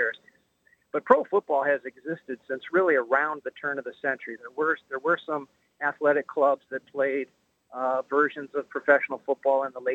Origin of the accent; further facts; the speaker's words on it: Northeast Ohio, United States; I grew up in Northeast Ohio